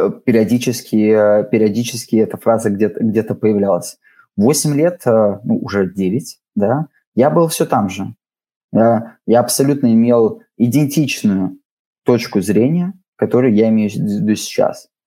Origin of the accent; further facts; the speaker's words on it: Riga, Latvia; Но я абсолютно рос в этой среде. Во-первых, я из Балдырая, да, то есть давайте так, в Балдырае вы редко встретите людей, которые говорят по-латышски, даже те латыши, которые там есть, в основном говорили по-русски.